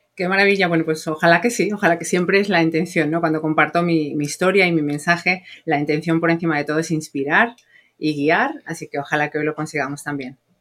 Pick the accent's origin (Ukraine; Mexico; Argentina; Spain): Spain; moved away as an adult; now in United States; yo soy española